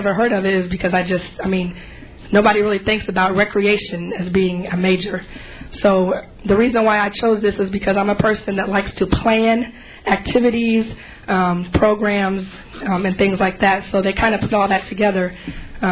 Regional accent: Illinois, United States; moved away as an adult; now in California, United States; I was born in California, but I was raised in Illinois.

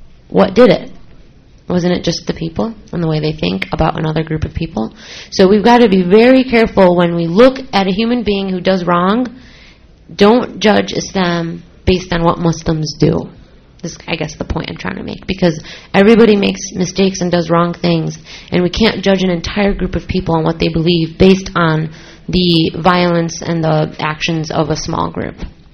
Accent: Syria; because I'm from Syria, and I'm sure some people in Syria did bad things, but I don't want me being Syrian to be associated with the Syrian

